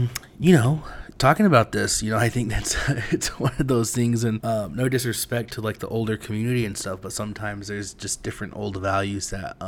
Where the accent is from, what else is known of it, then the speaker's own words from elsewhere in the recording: United States; I was born and raised on the res